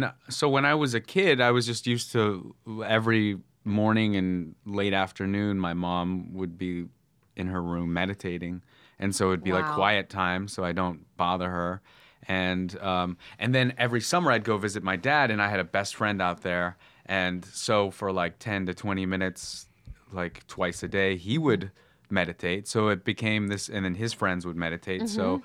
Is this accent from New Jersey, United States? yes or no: no; Petaluma, California, United States; also born or lived in Chicago; my mom took me to San Francisco, where I grew up in the Bay Area in like wine country, Sonoma County, Petaluma